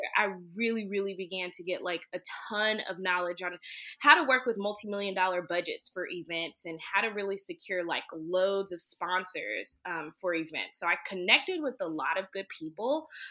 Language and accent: English; Greenville, Texas, United States; now in Dallas, United States; I'm originally from Greenville, Texas